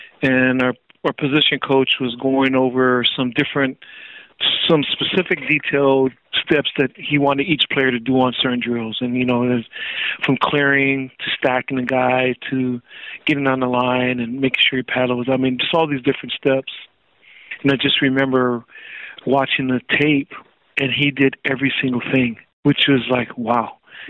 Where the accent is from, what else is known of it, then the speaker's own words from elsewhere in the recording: Hawaii, United States; just growing up on the North Shore, there's not much else to do but to play sports.